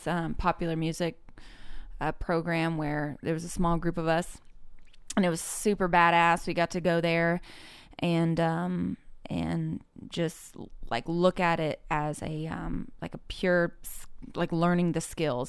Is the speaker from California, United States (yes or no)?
yes; Orinda, California, United States; I'm from, uh, the Bay Area in California, a small town called Orinda